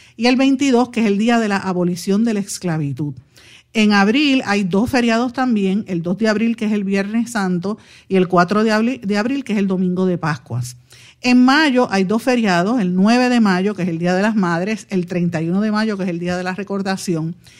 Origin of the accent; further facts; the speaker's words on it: Guaynabo, Puerto Rico; yo soy de Guaynabo.